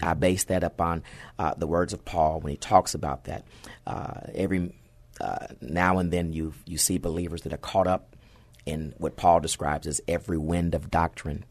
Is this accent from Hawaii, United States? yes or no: no; San Antonio, Texas, United States; also born or lived in Fort Hood; I grew up right here in the Alamo City